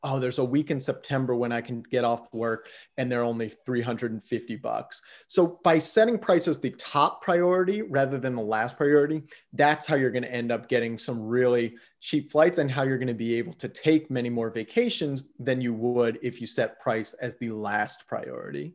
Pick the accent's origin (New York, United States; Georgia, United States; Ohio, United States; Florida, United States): Ohio, United States; Yellow Springs; moved away as an adult; also born or lived in California / Washington, D.C. / Mozambique / Mexico; now in Portland, United States; I grew up actually in Southwest Ohio, a small little town uh, 3,500 people called Yellow Springs